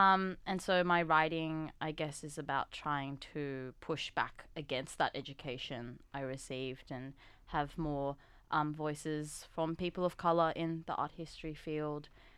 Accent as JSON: {"language": "English", "country": "Australia", "said": "for me, for example, being Korean Australian, not quite Korean, not quite Australian, so being that third category of Korean Australian."}